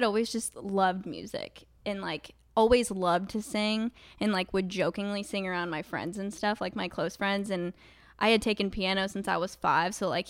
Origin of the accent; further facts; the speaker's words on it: Kokomo, Indiana, United States; now in Nashville, United States; I am from Kokomo proper.